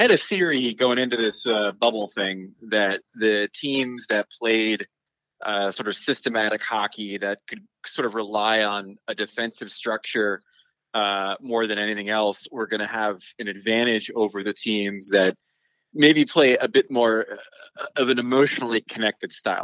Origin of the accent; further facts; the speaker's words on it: New Jersey, United States; moved away as an adult; also born or lived in New York; now in West Coast, United States; I grew up in Jersey and lived in New York for a long time